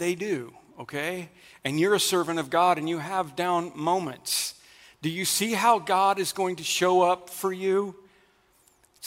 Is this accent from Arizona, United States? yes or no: no; Oklahoma, United States; I'm from Oklahoma. That Twister movie was made about the area that I grew up